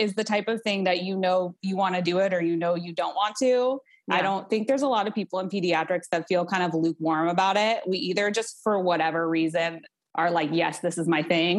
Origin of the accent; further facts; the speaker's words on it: Portland, United States; moved away as an adult; also born or lived in North Carolina; I was born and raised in Portland, but moved to North Carolina for my husband to be in grad school.